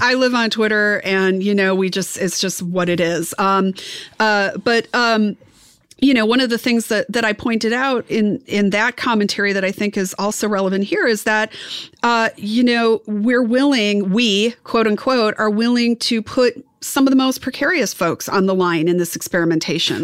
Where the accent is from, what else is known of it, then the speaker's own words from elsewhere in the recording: Wisconsin, United States; I'm from Wisconsin. You know, we're corn fed